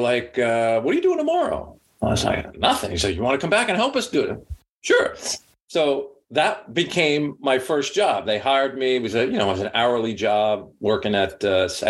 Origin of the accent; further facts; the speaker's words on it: Massapequa, New York, United States; I grew up in Massapequa, Long Island